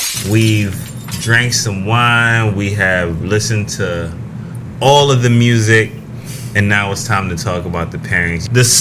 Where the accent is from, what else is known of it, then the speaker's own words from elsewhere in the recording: Oakland, California, United States; We're hailing from East Oakland, California, and sometimes it gets a little hectic out there.